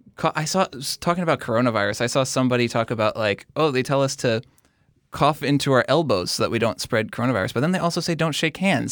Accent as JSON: {"language": "English", "region": "Missouri", "country": "United States", "tie": "born or raised there", "also_born_or_lived": "Kuwait", "said": "I grew up in Missouri"}